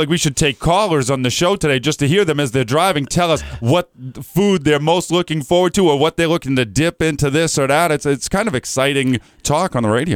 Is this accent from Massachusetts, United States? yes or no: yes; Methuen, Massachusetts, United States; I grew up in Methuen, Massachusetts